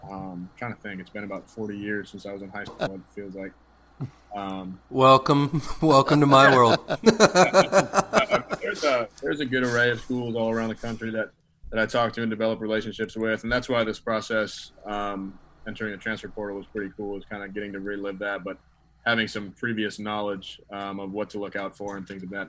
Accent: Edina, Minnesota, United States; I grew up in Edina, Minnesota, so about ten minutes outside of Minneapolis

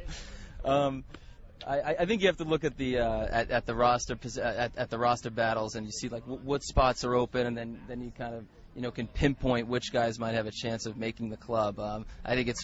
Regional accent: East Coast, United States; moved away as an adult; also born or lived in Missouri; I'm from the East Coast

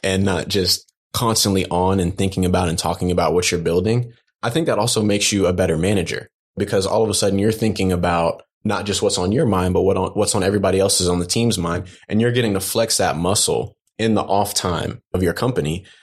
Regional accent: Dallas, Texas, United States; moved away; also born or lived in Atlanta; I grew up in Dallas

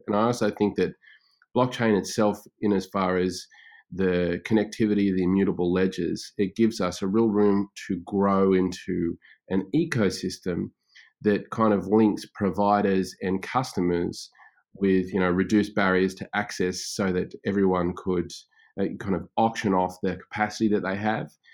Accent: Australia; also born or lived in Brisbane; I am Australian, and obviously, and, uh, based in Brisbane with my family at the moment

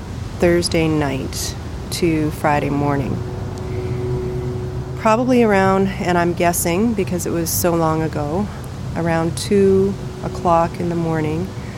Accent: Fort Churchill, Manitoba, Canada; So we grew up in Fort Churchill. And then from there, worked for the government in northern Manitoba, you know.

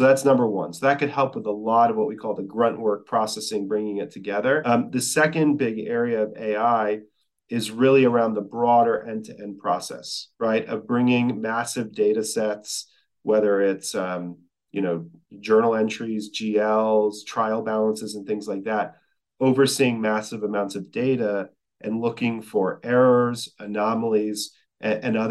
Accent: Texas, United States; I'm from Texas.

